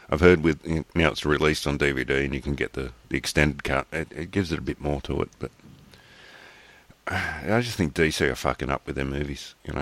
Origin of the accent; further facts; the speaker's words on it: New South Wales, Australia; accent: Aussie; I'm Aussie